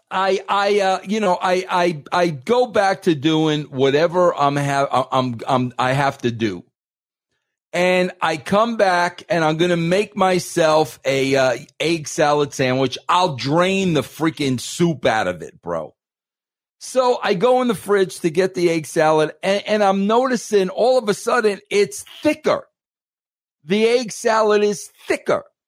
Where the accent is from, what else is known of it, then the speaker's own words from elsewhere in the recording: New York, United States; I'm an Italian from New York